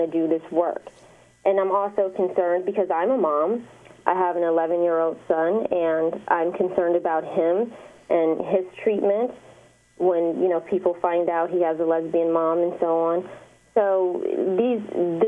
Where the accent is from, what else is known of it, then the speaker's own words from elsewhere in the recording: Detroit, Michigan, United States; I'm from the east side of Detroit